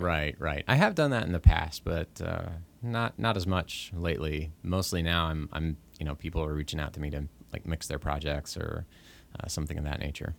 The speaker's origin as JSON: {"language": "English", "region": "Oklahoma", "country": "United States", "moved": "yes", "said": "I wasn't from the area up here. I was from Oklahoma, and so I really felt like I was starting at zero when I moved up here"}